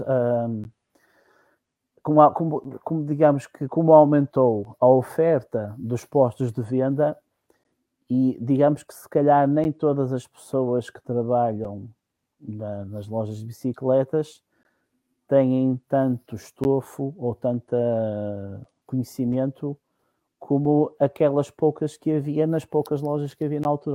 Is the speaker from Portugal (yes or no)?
yes; Minho, Portugal; also born or lived in Cova da Piedade, Almada / Carcavelos; a minha vinda para, digamos, para as origens foi logo muito cedo, por volta dos três anos e tal, vim para cima e por cá fiquei. Portanto, eu considero minhoto e não Lisboeta ou, ou do Sul.